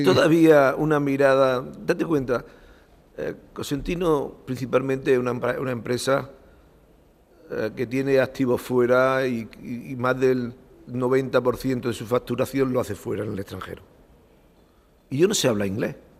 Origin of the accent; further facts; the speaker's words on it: Macael, Andalusia, Spain; also born or lived in Barcelona; sigo viviendo en Macaé y estoy muy a gusto en Macaé, que es donde nací.